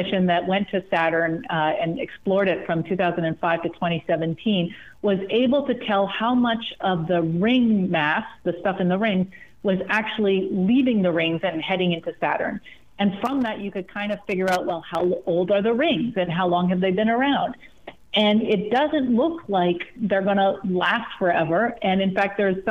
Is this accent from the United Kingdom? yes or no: no; Sudbury, Ontario, Canada; where I grew up in Northern Ontario, a town called Sudbury